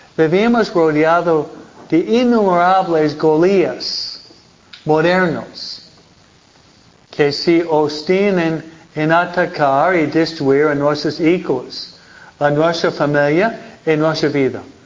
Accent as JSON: {"language": "Spanish", "region": "New York", "country": "United States", "moved": "yes", "lives_now": "California, United States", "said": "Nueva York, de donde vengo yo"}